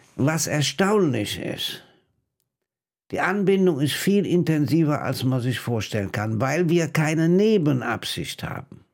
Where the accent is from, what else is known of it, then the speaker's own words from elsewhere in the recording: Rhineland, Germany; als Rheinländer